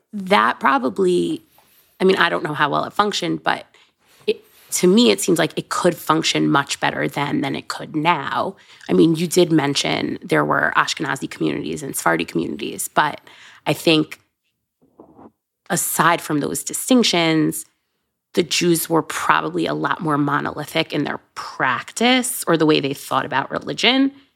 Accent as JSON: {"language": "English", "country": "United States", "said": "whether or not I'm an American Jew or a Jewish American"}